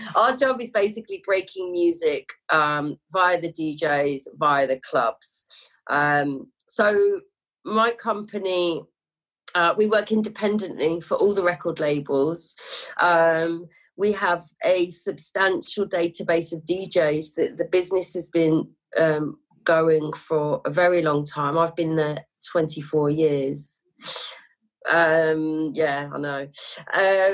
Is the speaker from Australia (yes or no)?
no; Lincolnshire, East Midlands, United Kingdom; moved away as an adult; now in London, United Kingdom; I'm from London originally, but moved up to Lincolnshire with my family when I was 8